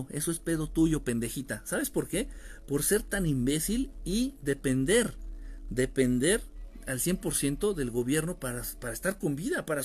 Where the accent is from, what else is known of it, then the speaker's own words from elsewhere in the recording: Guerrero, Mexico; Eh, no están surtiendo alimentos aquí en mi pueblo, allá en Guerrero.